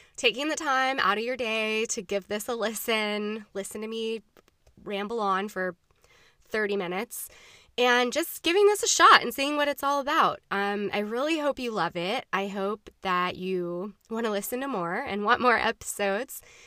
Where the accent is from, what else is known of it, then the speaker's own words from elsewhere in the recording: Jacksonville, Florida, United States; I am a native, born and raised in Jacksonville, Florida